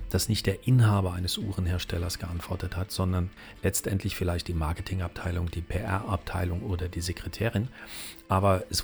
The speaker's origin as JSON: {"language": "German", "region": "Saarland", "country": "Germany", "accent": "Saarland", "said": "aber auch mir merkt man immer noch an als altem Saarländer dieses Sch -Sch Problem, die Kirche"}